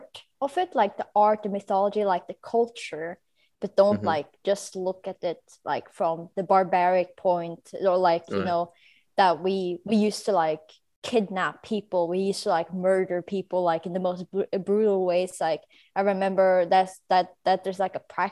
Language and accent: English; Norway